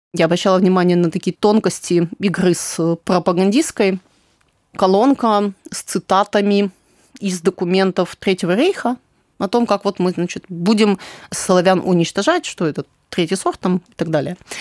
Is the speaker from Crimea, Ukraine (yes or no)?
yes; Crimea, Ukraine; я из Крыма.